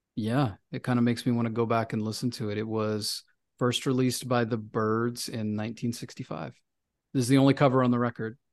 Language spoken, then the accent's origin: English; Memphis, Tennessee, United States; now in New York City, United States; I'm from Memphis